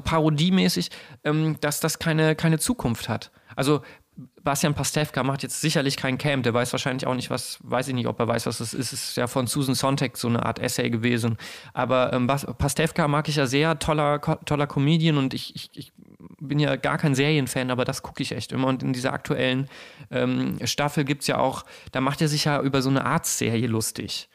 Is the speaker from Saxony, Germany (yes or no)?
no; near Bergisch Gladbach, North Rhine-Westphalia, Germany; in Bergisch Gladbach ganz auch in der Nähe meiner, meiner Heimat